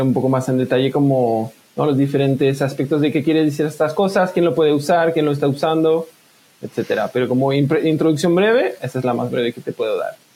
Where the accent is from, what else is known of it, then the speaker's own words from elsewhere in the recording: France; accent: French-speaking; first language French; Spanish is a second language; moved away; a lo mejor se puede escuchar por mi acento, soy francófono, pues, yo vivía en Francia